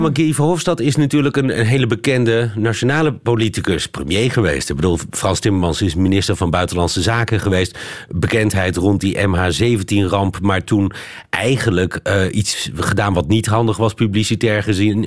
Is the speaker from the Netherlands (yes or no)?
yes; Netherlands; moved away as an adult; now in Brussels, Belgium; wij Nederlanders